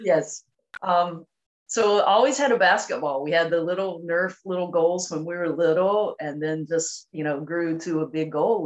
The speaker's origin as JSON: {"language": "English", "region": "North Carolina", "country": "United States", "tie": "born or raised there", "said": "I grew up in a very small town in North Carolina"}